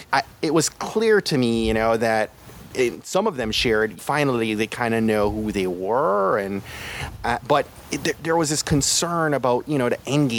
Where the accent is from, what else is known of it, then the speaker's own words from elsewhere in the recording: Jamaica; growing up in Jamaica